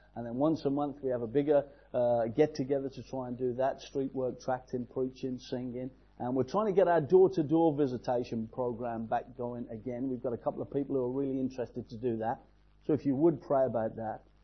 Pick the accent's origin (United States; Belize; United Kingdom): United Kingdom; England; I'm an Englishman in England.